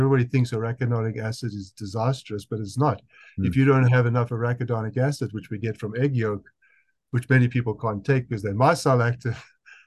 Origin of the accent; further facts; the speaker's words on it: South Africa; accent: South African; That's my South African accent